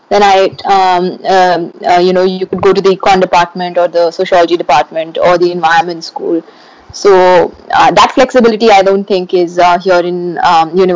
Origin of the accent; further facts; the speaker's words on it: Mumbai, Maharashtra, India; moved away as an adult; I was going from Bombay to Durham.